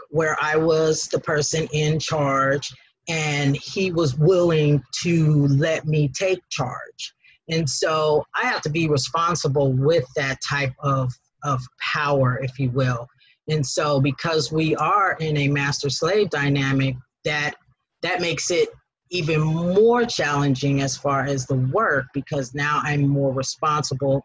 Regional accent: Denver, Colorado, United States; now in Atlanta, United States; I am from Denver, Colorado

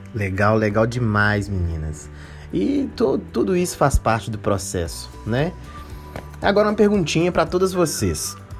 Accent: Minas Gerais, Brazil; BH, as Minas Gerais, terra do pão de queijo, de onde eu sou

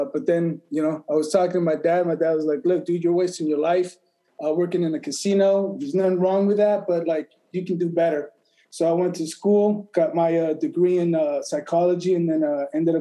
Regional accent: Las Vegas, Nevada, United States; also born or lived in El Paso, Texas / Mexico; I was born in El Paso, grew up in Mexico, first generation, moved to the U.S. When I was 6 years old, went to Clark High School here in Las Vegas

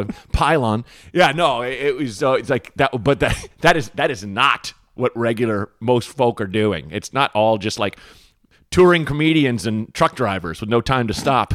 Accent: Portland, United States; growing up in Portland, we were in a kind of a shitty area

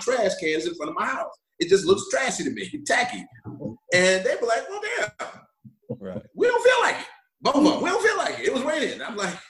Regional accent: Long Island, New York, United States; I grew up in Long Island

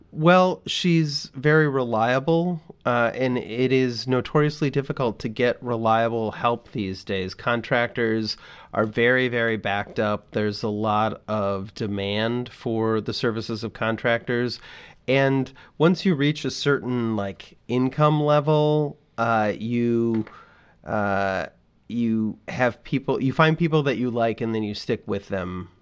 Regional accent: Midwest, United States; as a Midwesterner

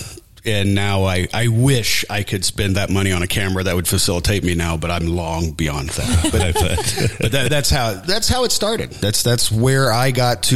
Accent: O'Fallon, Illinois, United States; born or raised there; also born or lived in Tennessee; now in Du Quoin, United States

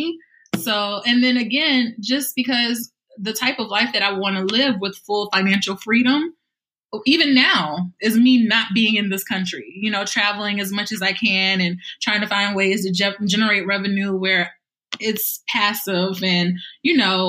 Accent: South Carolina, United States; we're from South Carolina

